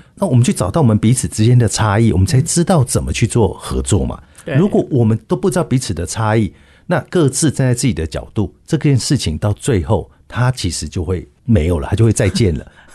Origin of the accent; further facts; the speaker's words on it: Taiwan; 我们台湾人